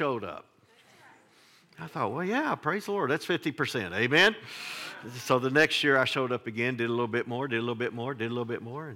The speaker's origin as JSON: {"language": "English", "town": "Flatwoods", "region": "Kentucky", "country": "United States", "tie": "born or raised there", "said": "I grew up in Flatwoods, Kentucky."}